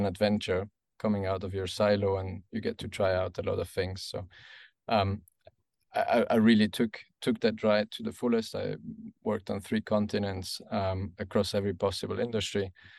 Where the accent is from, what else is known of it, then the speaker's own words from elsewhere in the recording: German-speaking Switzerland, Switzerland; I was raised in the German part of Switzerland. Became an engineer, or studied to become an engineer in EPFL in Lausanne and in Carnegie Mellon in Pittsburgh.